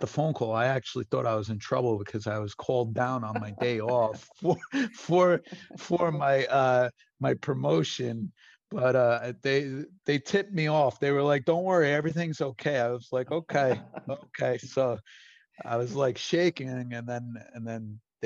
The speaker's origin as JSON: {"language": "English", "town": "Brentwood", "region": "New York", "country": "United States", "tie": "born or raised there", "said": "I grew up in Brentwood"}